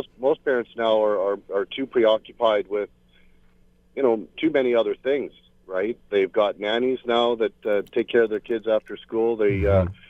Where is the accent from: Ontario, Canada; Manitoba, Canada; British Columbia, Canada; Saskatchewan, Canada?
Saskatchewan, Canada; also born or lived in Prince George; now in Vancouver, Canada; I grew up in Saskatchewan